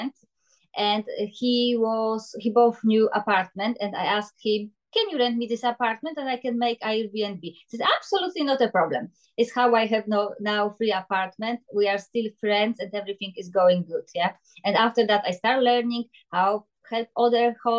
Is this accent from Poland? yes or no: yes; Poland; English is a second language; moved away as an adult; now in Glasgow, United Kingdom; I am from Poland. I come to Scotland in 2006 just for 1 year. I finished my university.